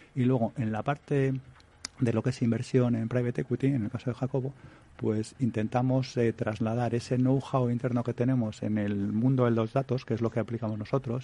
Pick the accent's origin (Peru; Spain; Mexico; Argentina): Spain; Madrid, Community of Madrid; moved away as an adult; now in Switzerland; yo primero soy español, eh, de hecho muy madrileño, y, y, aunque llevo ya más de 10 años en Suiza